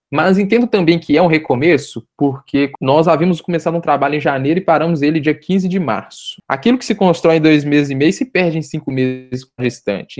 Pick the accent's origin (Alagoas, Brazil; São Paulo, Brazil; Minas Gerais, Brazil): Minas Gerais, Brazil; Belo Horizonte; porque sou de Belo Horizonte e fiquei aqui em BH durante todo esse período de pandemia